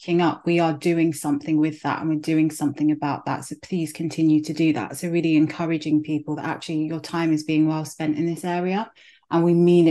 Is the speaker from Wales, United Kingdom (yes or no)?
no; London, United Kingdom; also born or lived in Nigeria; I growing up, I went to primary school. My primary school was in Clapham